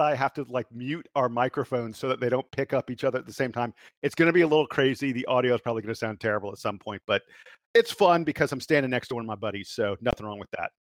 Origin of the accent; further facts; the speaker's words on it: Atlanta, Georgia, United States; he's here in my hometown.